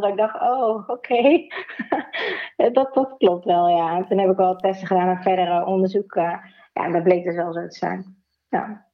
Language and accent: Dutch; Nijmegen, Gelderland, Netherlands; ik kom uit Nijmegen